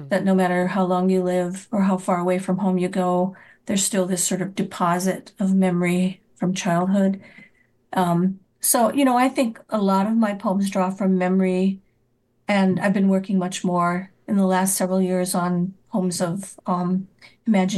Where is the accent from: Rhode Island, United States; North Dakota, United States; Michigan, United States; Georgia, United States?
North Dakota, United States; now in Iowa, United States; where I grew up in North Dakota